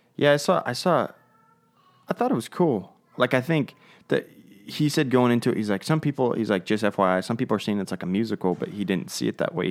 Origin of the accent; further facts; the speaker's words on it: United States; we're American and not English